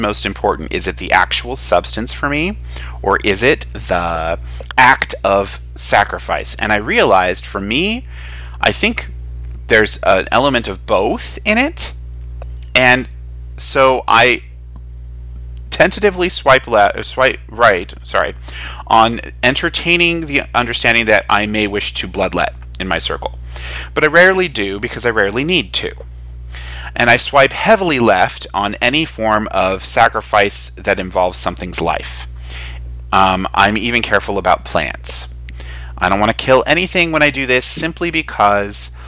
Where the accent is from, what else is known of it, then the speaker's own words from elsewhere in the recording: United States; since I'm American